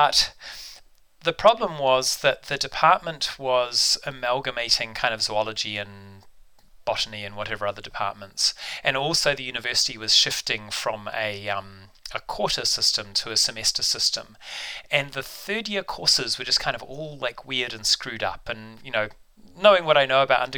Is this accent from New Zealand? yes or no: yes; Auckland, New Zealand; now in Canada; I grew up in the North Shore of Auckland